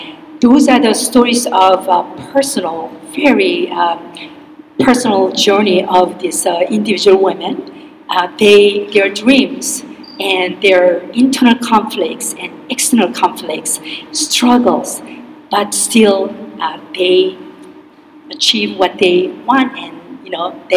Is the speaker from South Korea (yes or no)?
yes; Seoul, South Korea; moved away as an adult; now in Tacoma, United States; I grew up in Seoul, Korea, and came here when I was 18.